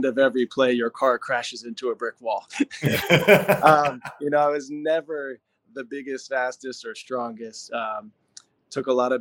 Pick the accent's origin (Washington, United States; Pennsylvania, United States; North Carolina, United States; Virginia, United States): Pennsylvania, United States; I grew up in Pennsylvania, where football is like religion, a football hotbed